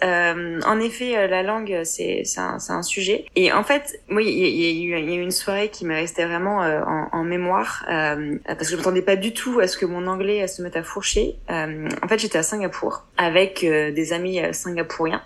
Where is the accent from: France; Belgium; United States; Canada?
France; accent: French; moved away as an adult; now in Hong Kong; notre accent français